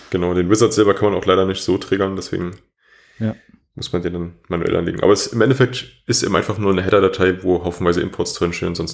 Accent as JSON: {"language": "German", "region": "Berlin", "country": "Germany", "said": "Gut, ich komme jetzt auch aus Berlin und da ist natürlich noch was anderes."}